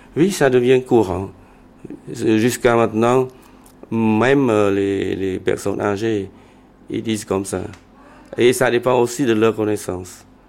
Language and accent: French; Cambodia; je suis Khmer pour tout le monde